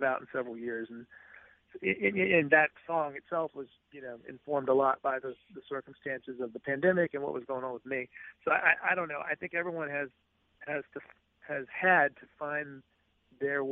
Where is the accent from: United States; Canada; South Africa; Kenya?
United States; Jackson, Mississippi; moved away as an adult; also born or lived in St. Louis, Missouri / Tupelo, Mississippi / Boston / New York; moved to Jackson when I was 10. So I came here in the fifth grade. I was here through high school